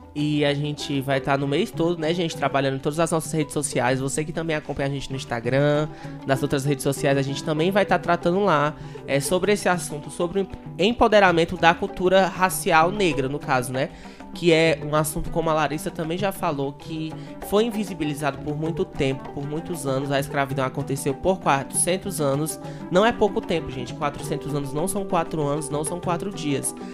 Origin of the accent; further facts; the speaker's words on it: Fortaleza, Ceará, Brazil; a gente aqui do, do RC, a gente é da cidade de Fortaleza